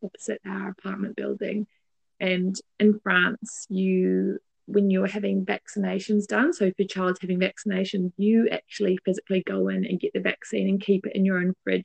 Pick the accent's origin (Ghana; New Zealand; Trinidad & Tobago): New Zealand; moved away; as a Kiwi